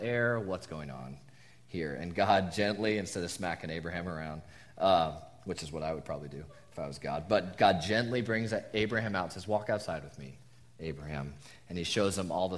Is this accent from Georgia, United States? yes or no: no; Southern California, United States; moved away as an adult; also born or lived in Tucson, Arizona; we're SoCal natives originally, but spent the last 5 years before moving here in the desert